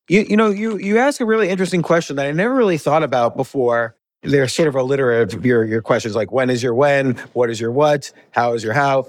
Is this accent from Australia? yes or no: no; United States; moved away as an adult; also born or lived in New York City / Key Biscayne, Florida; now in Georgia, United States; I grew up right outside of New York City.